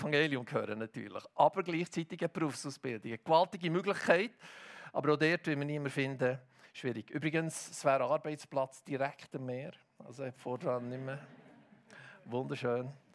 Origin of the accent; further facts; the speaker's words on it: Hilterfingen, Bern, Switzerland; Ich bin ja in Hitterfing aufgewachsen